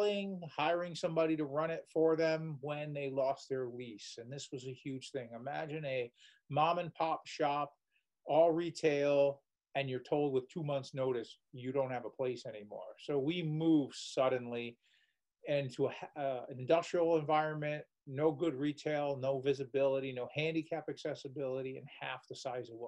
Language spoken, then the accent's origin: English; Waterbury, Connecticut, United States; moved away as an adult; I was born and raised in Waterbury, Connecticut